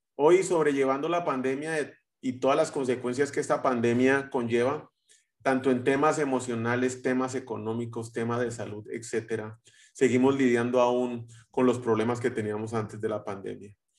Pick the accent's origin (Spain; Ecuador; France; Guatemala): Guatemala; los guatemaltecos vamos a México eh, y, empezamos a terminar o terminamos hablando como, como los mexicanos